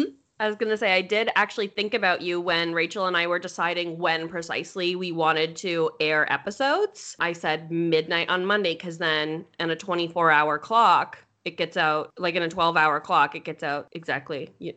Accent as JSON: {"language": "English", "region": "Ontario", "country": "Canada", "said": "I am a Canadian"}